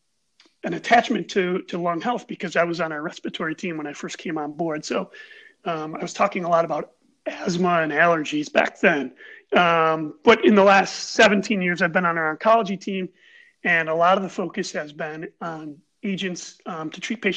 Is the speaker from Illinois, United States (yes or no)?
no; Buffalo, New York, United States; I've grown up in Buffalo. I grew up in the Amherst area. I've lived in Buffalo my whole life